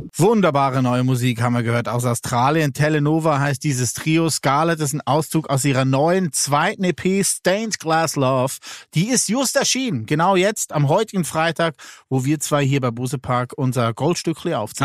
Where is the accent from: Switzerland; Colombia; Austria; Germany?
Switzerland; Lucerne; Da, wo ich herkomme, sage ich Milchkästli